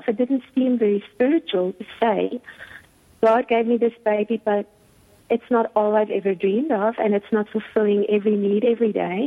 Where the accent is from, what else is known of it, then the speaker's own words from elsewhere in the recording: South Africa; I've been born and raised in South Africa